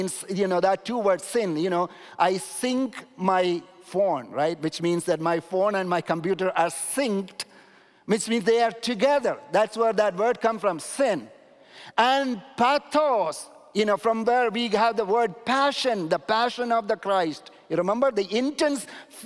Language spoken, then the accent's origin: English; India; moved away; I'm coming from India